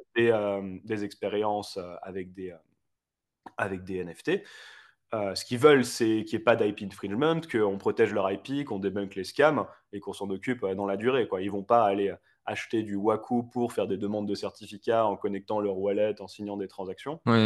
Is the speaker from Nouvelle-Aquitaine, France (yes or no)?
no; Paris, Île-de-France, France; moved away as an adult; now in Geneva, Switzerland; moi, je suis parisien de base